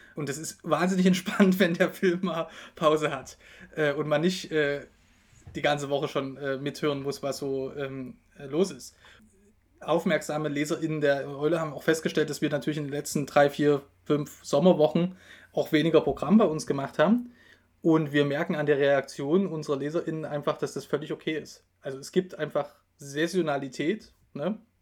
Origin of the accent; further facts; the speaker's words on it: Dresden, Saxony, Germany; moved away; also born or lived in Bavaria; Ich komme ja ursprünglich aus Dresden